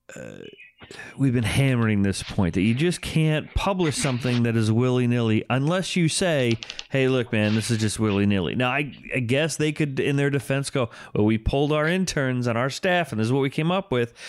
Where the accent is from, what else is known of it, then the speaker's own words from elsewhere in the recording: United States; growing up in the New York metropolitan area